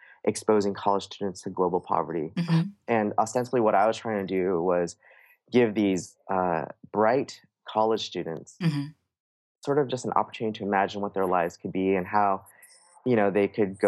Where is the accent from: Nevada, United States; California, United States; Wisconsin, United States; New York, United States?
California, United States; San Francisco; my earliest memories are from growing up in the San Francisco area